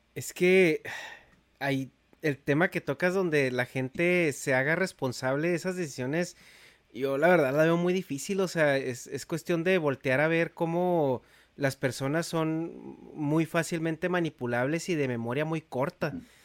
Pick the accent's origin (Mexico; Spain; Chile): Mexico; yo soy de México, yo crecí en México